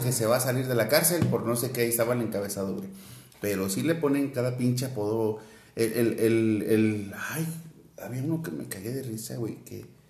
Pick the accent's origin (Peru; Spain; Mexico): Mexico; also born or lived in Querétaro; como mexicanos